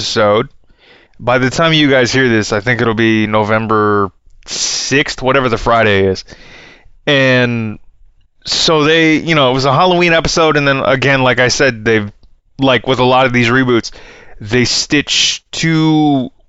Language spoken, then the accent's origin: English; Canada; I'm from Canada